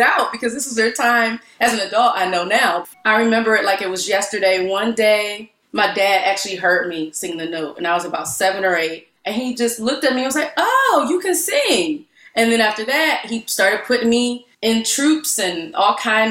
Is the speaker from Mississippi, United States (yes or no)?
no; Cleveland, Ohio, United States; moved away as an adult; now in Philadelphia, United States; I'm from Cleveland, Ohio. There was an arts community, but it wasn't as robust as Philly